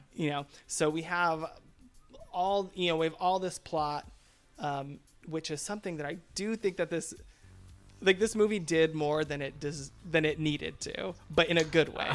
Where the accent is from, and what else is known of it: United States